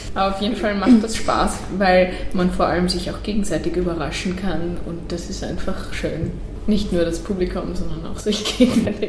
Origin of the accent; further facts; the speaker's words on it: Netherlands; first language Dutch; German is a second language; also born or lived in Styria, Austria; now in Austria; ich bin ja eigentlich Holländerin, das heißt, mit der holländischen Sprache aufgewachsen und dann in die Pampa zogen nach Österreich